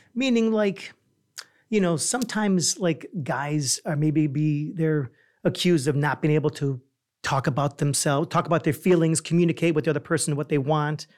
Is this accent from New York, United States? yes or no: yes; New York, United States; moved away; also born or lived in Chicago; I'm originally from New York